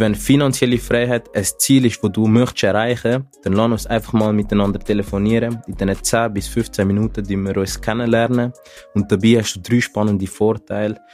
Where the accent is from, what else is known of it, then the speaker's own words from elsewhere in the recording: Zürich, Switzerland; ich komme aus Zürich